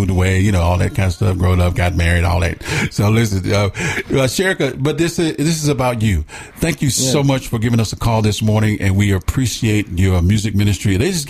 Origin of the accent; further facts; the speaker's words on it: Atlanta, Georgia, United States; moved away; I was born and raised on the south side near Cascade Heights.